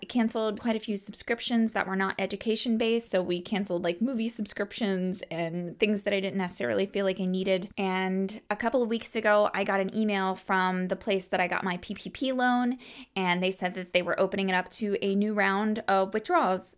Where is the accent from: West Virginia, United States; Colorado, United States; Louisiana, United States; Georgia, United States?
West Virginia, United States; Cross Lanes; now in Towson, United States; I am from a small town. I'm from Cross Lanes, West Virginia.